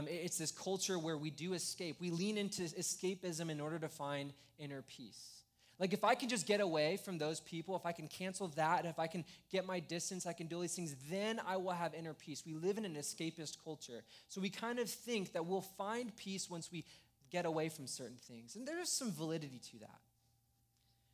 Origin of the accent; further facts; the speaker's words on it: Escondido, California, United States; I grew up in Escondido